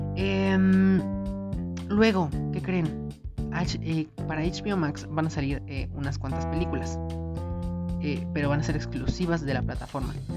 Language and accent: Spanish; Mexico; como mexicanos